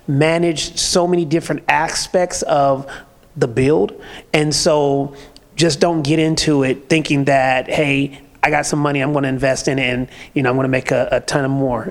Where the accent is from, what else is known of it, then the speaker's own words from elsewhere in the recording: California, United States; now in Atlanta, United States; I'm from California, so we're used to the fast pace